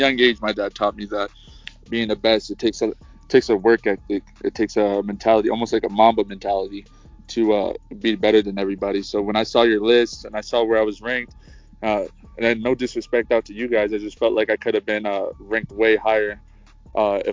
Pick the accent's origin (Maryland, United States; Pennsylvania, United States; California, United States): Maryland, United States; Baltimore; I grew up in Baltimore.